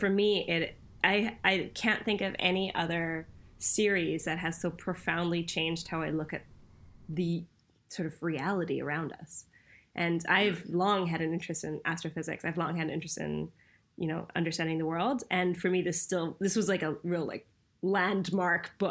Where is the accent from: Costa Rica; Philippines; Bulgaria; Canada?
Canada; born or raised there; also born or lived in Cologne, Germany / Bonn, Germany; now in United Kingdom